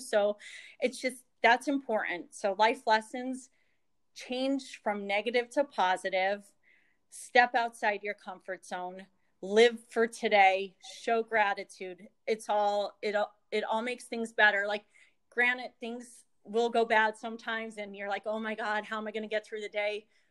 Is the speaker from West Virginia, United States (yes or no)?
no; Jenkins Township, Pennsylvania, United States; also born or lived in Philadelphia; I am from Northeast Pennsylvania, a little area called Jenkins Township, which is about two hours north of Philadelphia. And um, I've lived basically in this area my whole life